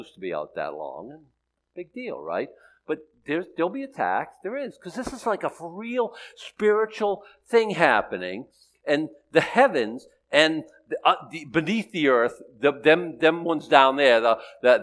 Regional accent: Boston, Massachusetts, United States; I'm from Boston

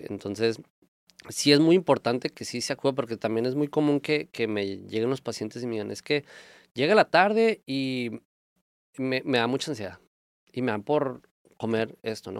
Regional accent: Mexico; nosotros como mexicanos

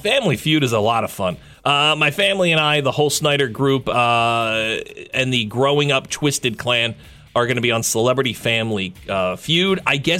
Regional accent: Gloucester Township, New Jersey, United States; This is up in my hometown.

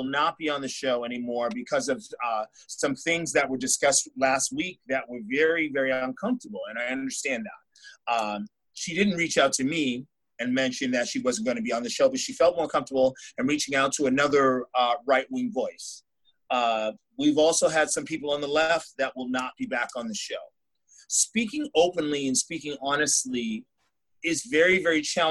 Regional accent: New York, United States; I'm from New York State

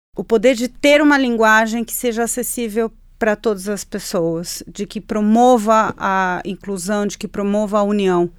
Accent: Chile; Portuguese is a second language; now in Brazil; eu nasci de frente para o Pacífico, né? Eu sou chilena, eu nasci de frente para o mar

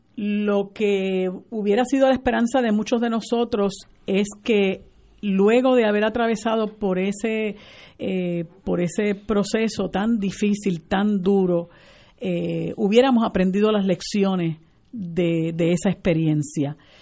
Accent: Puerto Rico; nuestra esencia como puertorriqueños y puertorriqueñas

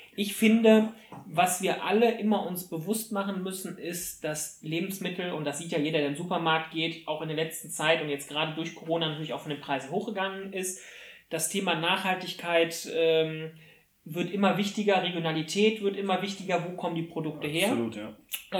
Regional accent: Germany; bei uns in Deutschland

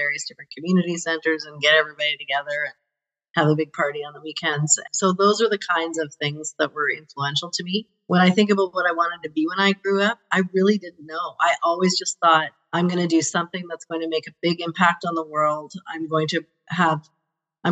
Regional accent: Calgary, Alberta, Canada; I grew up in Calgary. So I'm a Calgary born and bred

